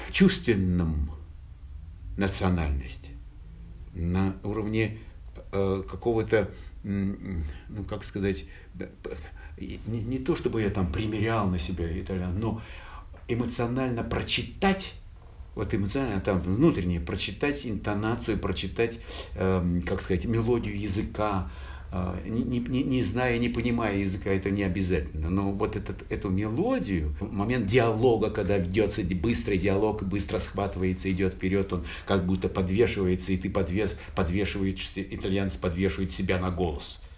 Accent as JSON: {"language": "Russian", "town": "Naples", "region": "Campania", "country": "Italy", "tie": "born or raised there", "said": "Эдуардо де Филиппо неаполитанец, а, э, как и я. Я родился в Неаполе, и в целом культура Неаполя, э, культура э, эм, неаполитанцев — это моя плоть и кровь."}